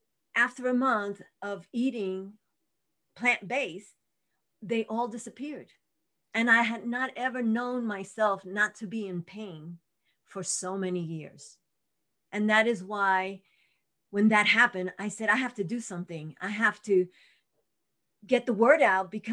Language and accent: English; New York City, New York, United States; moved away as an adult; now in Albuquerque, United States; I was born and raised in Brooklyn, and I was going to Brooklyn College